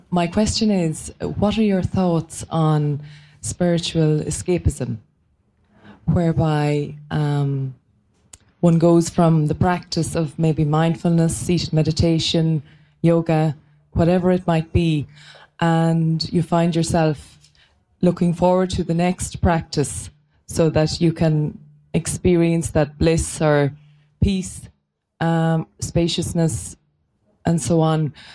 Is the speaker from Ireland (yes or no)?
yes; Ireland; I'm from Ireland, so I hope you can understand me with my accent.